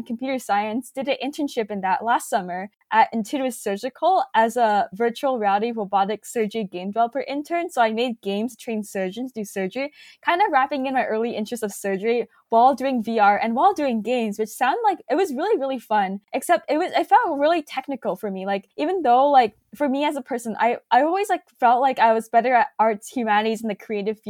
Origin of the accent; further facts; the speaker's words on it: Silicon Valley, California, United States; growing up in Silicon Valley